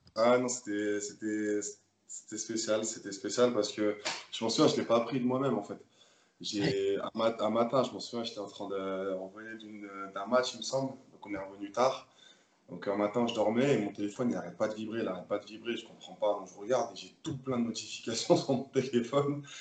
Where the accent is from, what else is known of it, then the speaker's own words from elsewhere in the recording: Le Bourget, Île-de-France, France; moved away as an adult; also born or lived in Paris / Nîmes; now in Limoges, France; moi, je suis né à Paris même, mais j'ai vécu toute ma vie à Le Bourget